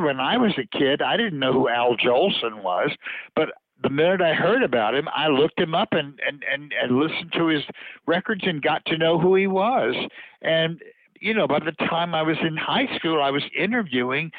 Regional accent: Louisiana, United States; now in New York, United States; growing up in Louisiana, that's the kind of food you're exposed to. And then when I came to New York

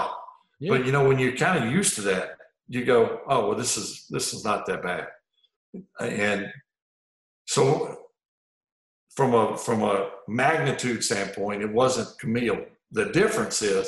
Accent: Mississippi Gulf Coast, United States; moved away; my hometown is right on the front right of that eye

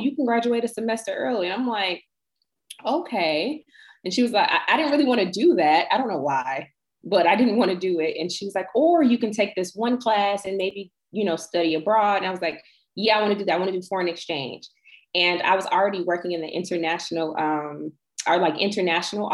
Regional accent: United States; I'm from America but I'm like returning to my roots

